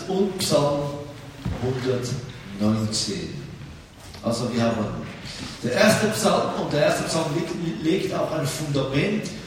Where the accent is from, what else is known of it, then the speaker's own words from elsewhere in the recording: Israel; aber auch ich bin in Israel aufgewachsen. Äh, meine Eltern sind 1973 von der Schweiz nach Israel gegangen